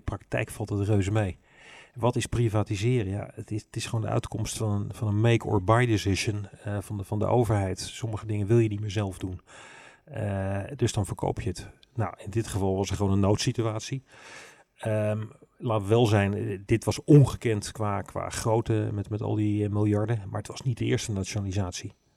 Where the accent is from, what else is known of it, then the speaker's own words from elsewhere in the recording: Rotterdam, South Holland, Netherlands; accent: plat Rotterdams; ik ben wel, wel helemaal opgegroeid in die stad